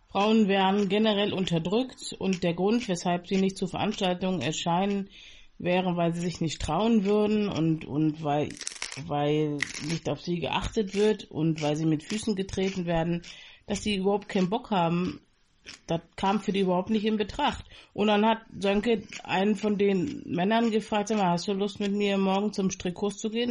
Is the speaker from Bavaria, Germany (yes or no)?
no; Berlin, Germany; moved away; also born or lived in Bonn; In Berlin und in Bonn